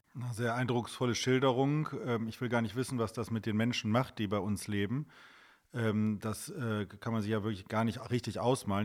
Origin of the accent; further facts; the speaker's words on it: Wuppertal, North Rhine-Westphalia, Germany; in meiner Heimatstadt Wuppertal gibt es ja auch eine, eine sehr aktive Gemeinde